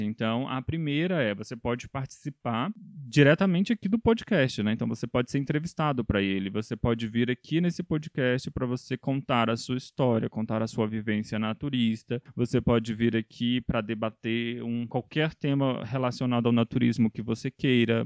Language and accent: Portuguese; Federal District, Brazil; eu sou daqui do Distrito Federal